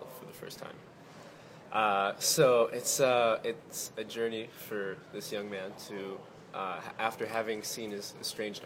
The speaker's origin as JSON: {"language": "English", "town": "Quebec City", "region": "Quebec", "country": "Canada", "tie": "born or raised there", "said": "I'm from Quebec City, so I grew up speaking in French."}